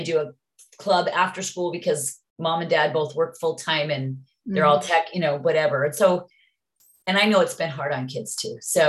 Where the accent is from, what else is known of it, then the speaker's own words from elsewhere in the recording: Utah, United States; well, I'm from Utah.